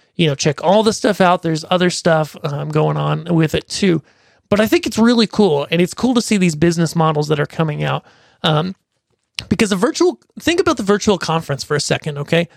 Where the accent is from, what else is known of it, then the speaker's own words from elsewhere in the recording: Pennsylvania, United States; my hometown, which is a s, not a big town, it's a small town in Pennsylvania